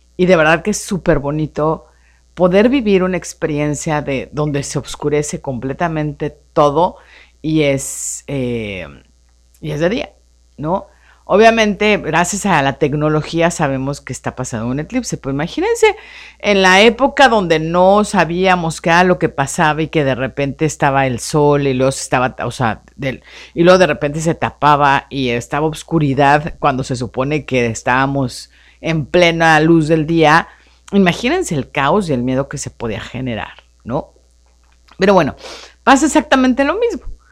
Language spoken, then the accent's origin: Spanish; Mexico City, Mexico; also born or lived in Hermosillo; now in Tijuana, Mexico; como yo soy de la Ciudad de México